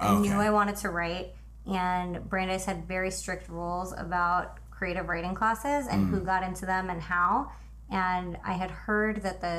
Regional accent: New York City, New York, United States; moved away as an adult; also born or lived in Boston; now in Los Angeles, United States; I am from Brooklyn, New York.

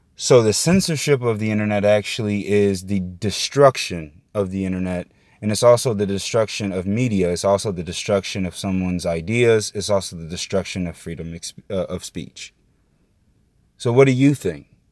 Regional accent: Indiana, United States; now in Florida, United States; I'm from Indiana.

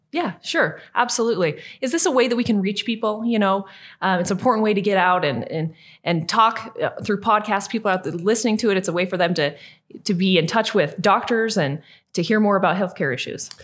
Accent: southeastern Idaho, United States; I was born and raised in Idaho

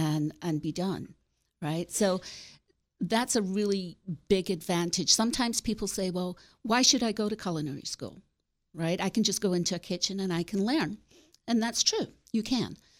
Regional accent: Glasgow, Scotland, United Kingdom; now in West Virginia, United States; I grew up in Scotland, in Glasgow.

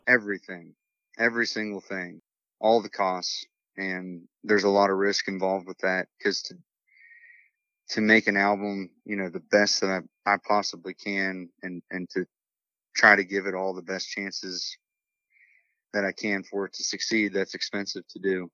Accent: Morgantown, West Virginia, United States; I'm from Morgantown, West Virginia, born and raised

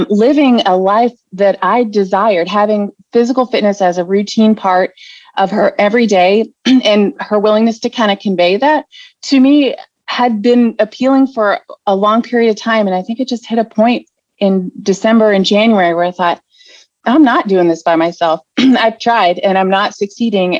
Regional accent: West Virginia, United States; moved away as an adult; I am originally from West Virginia, but moved around with my husband in the military

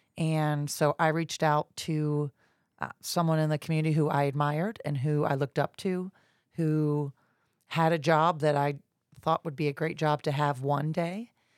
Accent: Jacksonville, Florida, United States; also born or lived in Georgia; I'm a Jacksonville native. I grew up in Jacksonville, moved away and lived in Georgia for about 10 years, came back to Jacksonville about 20 years ago.

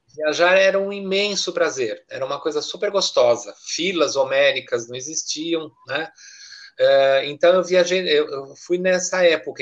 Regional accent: Brazil; moved away as an adult; also born or lived in Zurich, Switzerland; eu quando saí do Brasil já tinha ah, me formado em italiano

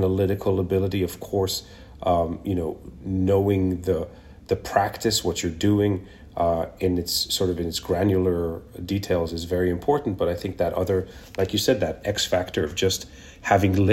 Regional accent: Kenya; also born or lived in Israel; now in New York, United States; I was born in Israel, but grew up in Kenya and came here as an immigrant many years ago in the 90s.

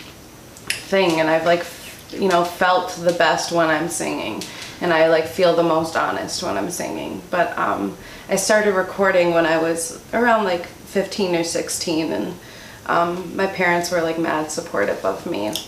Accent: Racine, Wisconsin, United States; a gamer coffee shop in Racine where I grew up

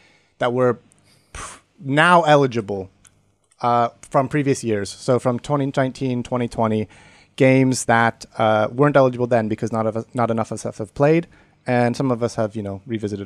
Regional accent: United States; as an American

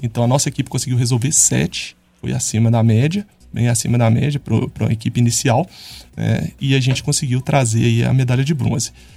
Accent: São João del-Rei, Minas Gerais, Brazil; Eu também sou de São João

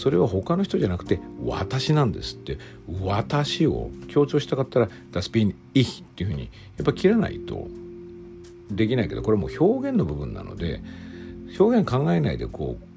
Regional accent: Japan; first language Japanese

